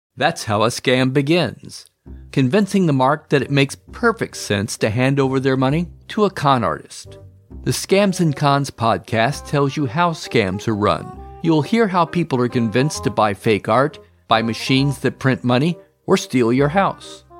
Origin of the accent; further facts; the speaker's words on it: Salem, Massachusetts, United States; I'm from Salem, Massachusetts, a very spooky town